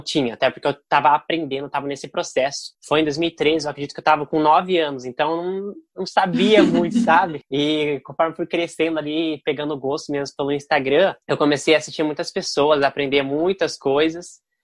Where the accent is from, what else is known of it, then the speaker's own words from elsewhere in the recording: Curitiba, Paraná, Brazil; eu sou de Curitiba